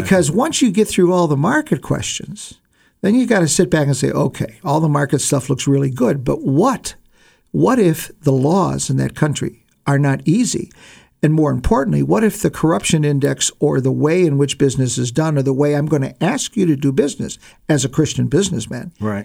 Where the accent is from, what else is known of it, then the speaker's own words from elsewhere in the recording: Ohio, United States; moved away; I grew up in Ohio